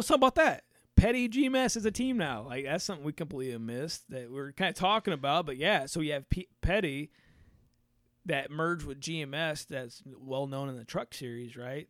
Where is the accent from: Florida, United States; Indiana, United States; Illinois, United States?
Indiana, United States; we're from Indiana